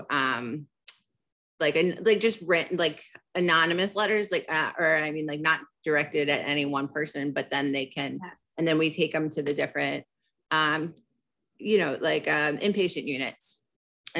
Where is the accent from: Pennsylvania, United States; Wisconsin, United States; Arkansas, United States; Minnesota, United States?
Pennsylvania, United States; Philadelphia; I grew up in Center City, Philadelphia